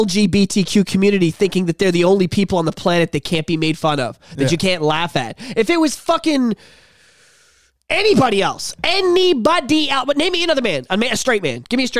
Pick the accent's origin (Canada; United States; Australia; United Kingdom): United Kingdom; England; he made the funny about how I don't have a soul because I'm from England, I have red hair.